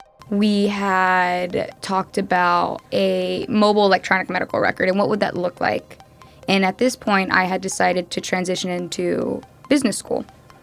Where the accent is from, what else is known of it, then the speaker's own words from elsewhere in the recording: Kenya; I'm from Kenya, they're getting out of this digital dark age, they use mobile payments.